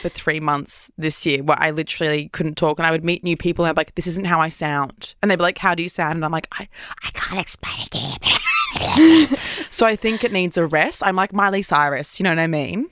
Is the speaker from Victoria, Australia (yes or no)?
no; Brisbane, Queensland, Australia; moved away as an adult; now in Sydney, Australia; I'm living in Sydney, but I'm from Brisbane